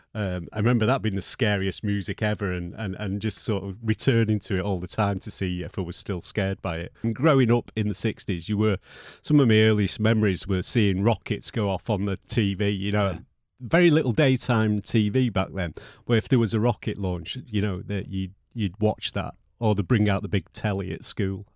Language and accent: English; Manchester, North West England, United Kingdom; also born or lived in Burnage; Levenshulme was where I was brought up